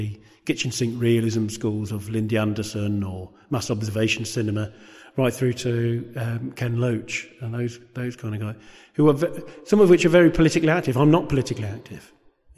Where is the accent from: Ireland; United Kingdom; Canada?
United Kingdom; Coventry, West Midlands; it was the place in which I was brought up